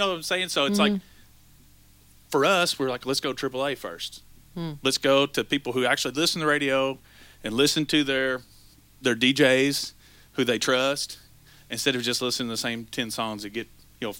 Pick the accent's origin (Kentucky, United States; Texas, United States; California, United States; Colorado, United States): Kentucky, United States; Breckinridge County; We are from Breckinridge County, Kentucky.